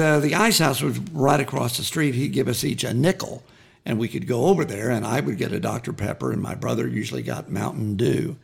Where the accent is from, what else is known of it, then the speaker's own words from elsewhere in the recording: Waurika, Oklahoma, United States; growing up in Warrica